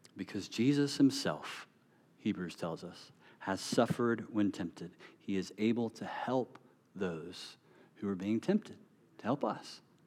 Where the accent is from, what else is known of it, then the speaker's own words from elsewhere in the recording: North Carolina, United States; moved away; I'm from North Carolina